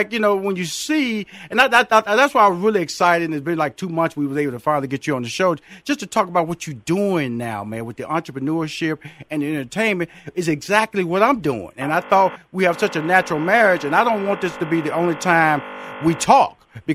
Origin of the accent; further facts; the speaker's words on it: Houston, Texas, United States; I was born and raised in Houston, Texas.